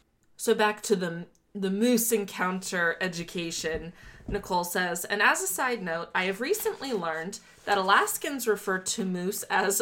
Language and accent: English; Miami, Florida, United States; I'm from Miami.